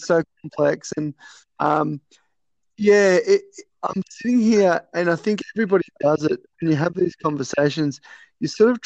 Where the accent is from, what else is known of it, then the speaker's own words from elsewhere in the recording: Melbourne, Victoria, Australia; moved away as an adult; also born or lived in Darwin / Dubai; I grew up in Melbourne